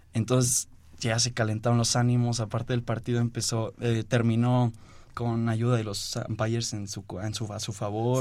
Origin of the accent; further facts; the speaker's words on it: Oaxaca, Mexico; also born or lived in Mexico City; yo nací aquí en la Ciudad de México, pero desde muy chiquito me fui a Oaxaca. Desde los dos años me fui a Oaxaca. Entonces allá hay ligas infantiles y todo, y la verdad ahí fue mi, mi crianza en el béisbol